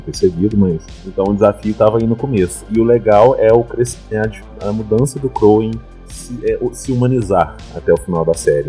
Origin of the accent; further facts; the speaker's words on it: Minas Gerais, Brazil; accent: mineiro; o meu desafio era tirar totalmente o sotaque mineiro